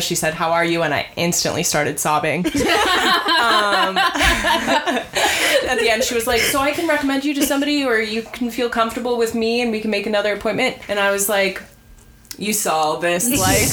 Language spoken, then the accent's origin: English; Tacoma, Washington, United States; moved away; I'm originally from Tacoma, Washington